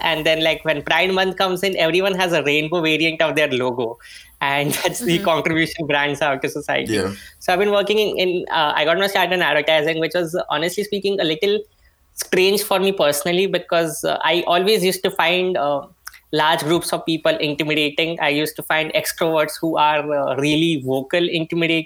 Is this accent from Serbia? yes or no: no; Mumbai, Maharashtra, India; I am from Bombay, India